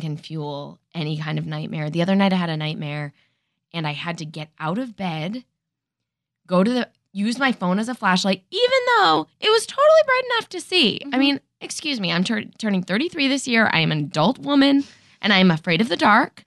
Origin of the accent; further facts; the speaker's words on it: Danbury, Connecticut, United States; also born or lived in Manhattan, New York; then I moved to Western Connecticut.